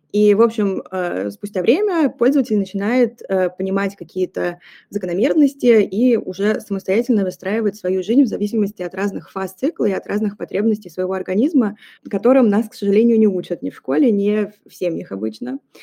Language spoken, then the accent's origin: Russian; Saint Petersburg, Russia; moved away as an adult; now in Paris, France; сейчас я нахожусь в Петербурге, это мой родной город, а вообще я живу в Париже